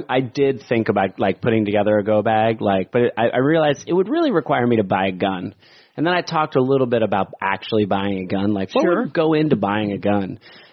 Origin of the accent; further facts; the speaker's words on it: New Jersey, United States; I'm from the East Coast. I'm from New Jersey.